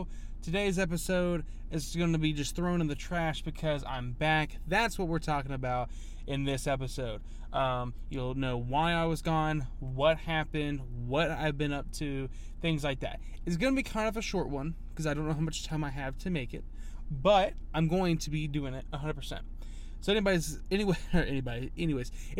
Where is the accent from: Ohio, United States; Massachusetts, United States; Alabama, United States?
Alabama, United States; Huntsville; I wasn't born here, but I was raised in Huntsville, but lived here all my life.